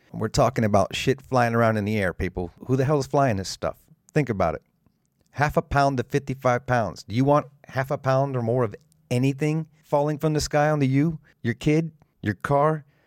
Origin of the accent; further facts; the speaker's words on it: South Florida, United States; I was raised in South Florida